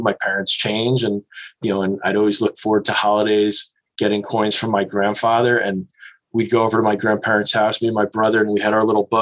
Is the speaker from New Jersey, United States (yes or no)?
yes; New Jersey, United States; I grew up as a kid in New Jersey, as you did. Yay. I grew up in North Jersey